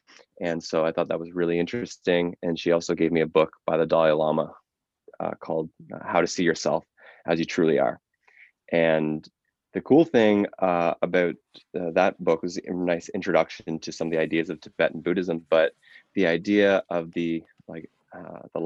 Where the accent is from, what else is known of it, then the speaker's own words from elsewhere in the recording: Smiths Falls, Ontario, Canada; I grew up in Smiths Falls, Ontario